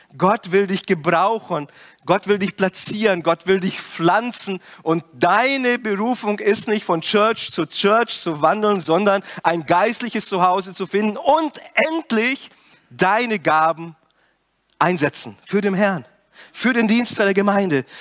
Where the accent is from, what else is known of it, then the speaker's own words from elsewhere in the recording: Brazil; moved away; Ich komme ja aus Brasilien und meine Eltern haben ein Geschäft.